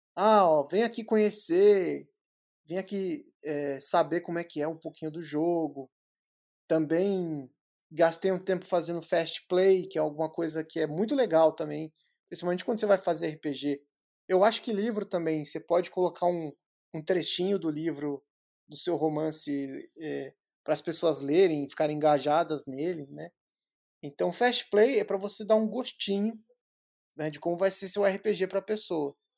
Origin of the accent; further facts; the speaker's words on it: São Paulo, Brazil; eu sou de São Paulo